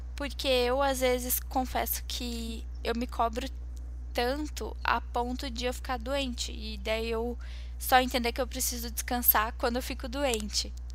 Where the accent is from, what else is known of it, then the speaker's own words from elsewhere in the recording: Curitiba, Paraná, Brazil; Eu nasci aqui, então tô aqui há 22 anos